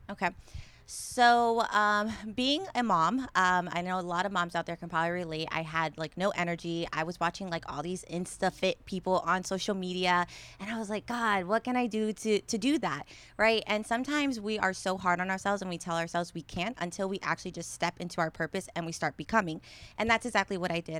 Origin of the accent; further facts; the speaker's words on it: Tampa Bay area, Florida, United States; born and raised in the Tampa Bay area